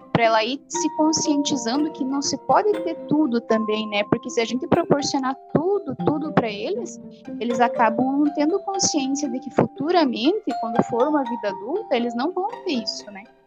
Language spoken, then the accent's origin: Portuguese; Francisco Beltrão, Paraná, Brazil; Eu sou de Francisco Beltrão e sou formada em Ciências Contábeis